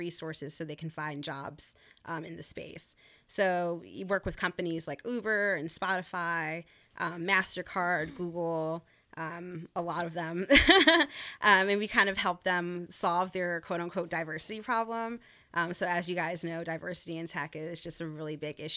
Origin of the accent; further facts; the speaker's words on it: North Carolina, United States; moved away; I grew up in North Carolina, so Southern Belle at heart